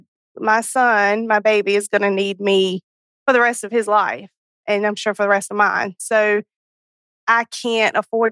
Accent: North Carolina, United States; I am from North Carolina

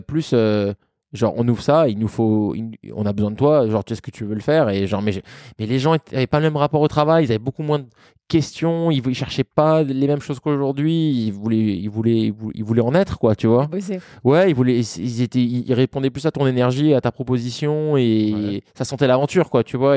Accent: France; also born or lived in Vancouver / Melbourne / New York; on est français

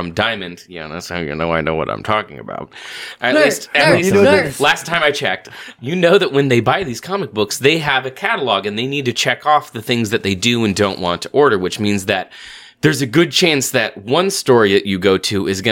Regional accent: Portland, United States; I'm from Portland

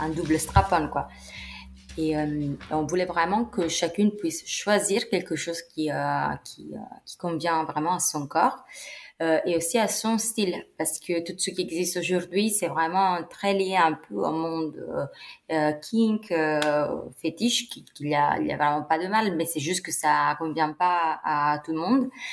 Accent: Italy; now in Paris, France; j'ai 31 ans, je suis italienne, euh, mais j'ai fait euh, toutes mes études euh, et ma vie professionnelle ici en France.

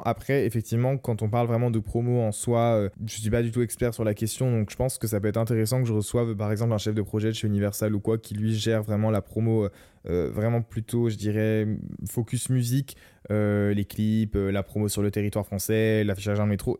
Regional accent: Lorraine, Grand Est, France; chez moi en Lorraine quand j'étais adolescent

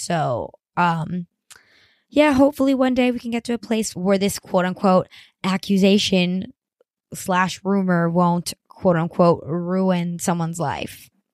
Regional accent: Miami, Florida, United States; moved away; I grew up in Miami, Florida

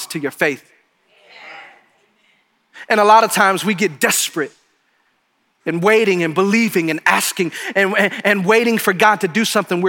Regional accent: Detroit, Michigan, United States; now in New Braunfels, United States; I'm from Detroit

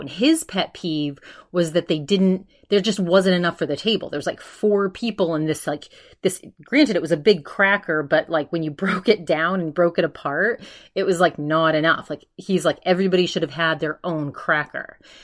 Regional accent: East Coast, United States; I'm from the East Coast

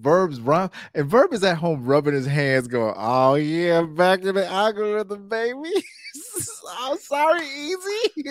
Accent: Brooklyn, New York, United States; I said, I'm from Brooklyn. I'm not going to utter that word, Pap.

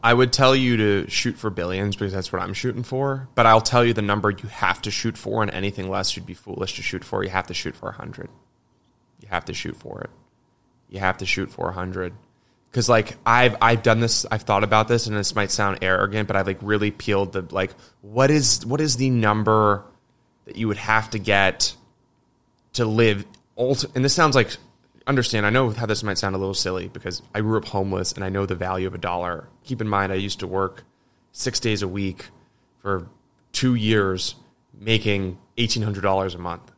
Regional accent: United States; me as an American

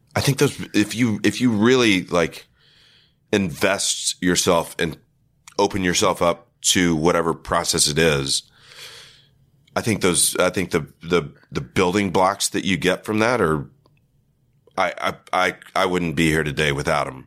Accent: West Texas, United States; moved away as an adult; also born or lived in Austin / Los Angeles; this West Texas Counseling and Guidance Center in my hometown

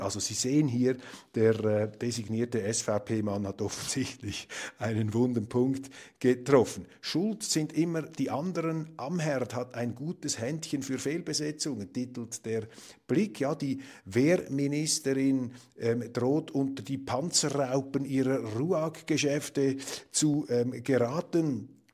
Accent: Switzerland; bei uns in der Schweiz

